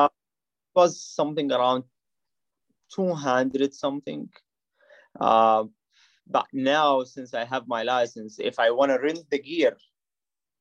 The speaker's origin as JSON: {"language": "English", "country": "Saudi Arabia", "tie": "born or raised there", "second_language": "English", "moved": "as an adult", "lives_now": "Toledo, United States", "said": "I was born and raised in Saudi Arabia."}